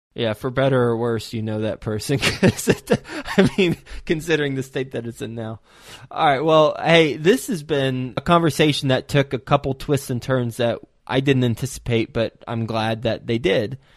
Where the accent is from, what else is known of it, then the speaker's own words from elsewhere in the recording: Texas, United States; I am from Texas